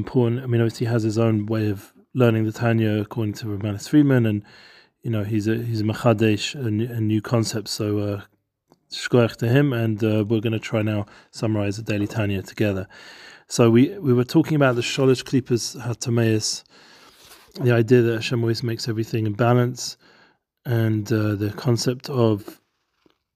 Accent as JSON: {"language": "English", "region": "London", "country": "United Kingdom", "tie": "born or raised there", "said": "We grew up together in London"}